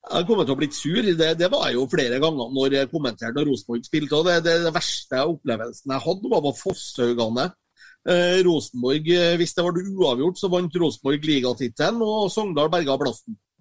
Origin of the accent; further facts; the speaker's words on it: Copenhagen, Capital Region of Denmark, Denmark; now in Norway; når jeg kommer til København, så sier jeg at jeg kommer hjem